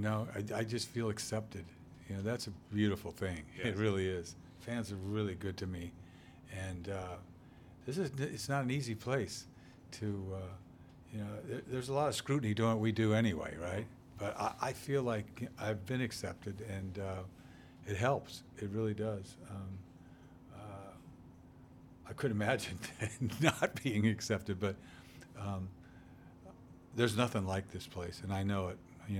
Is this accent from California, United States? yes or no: no; Boston, Massachusetts, United States; It's like, hey, you know, I'm a New Englander, man. You know, and I'm a Bostonian.